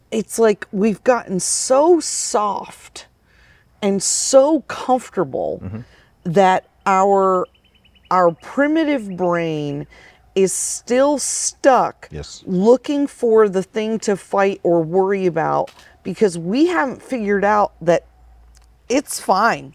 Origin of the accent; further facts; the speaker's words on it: Vermont, United States; moved away as an adult; also born or lived in Phoenix, Arizona; I moved there from Vermont, where, uh, you know, I grew up having a garden